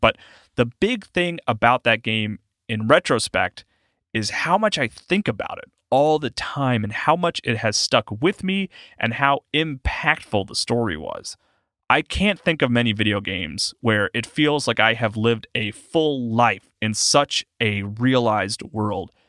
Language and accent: English; South Carolina, United States; my home state, South Carolina